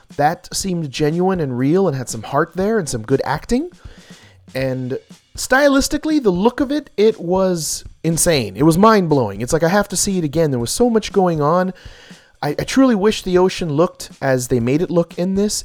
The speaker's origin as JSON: {"language": "English", "region": "Hawaii", "country": "United States", "said": "I'm Hawaiian as well."}